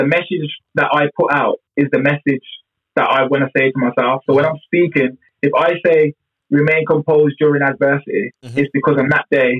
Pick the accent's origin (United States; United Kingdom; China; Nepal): United Kingdom; Birmingham, West Midlands; I'm from Birmingham.